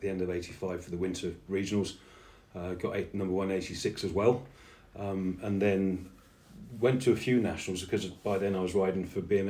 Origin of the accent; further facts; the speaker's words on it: East of England, United Kingdom; born there; And as I was born in Bedfordshire, barely spent any time there, just went straight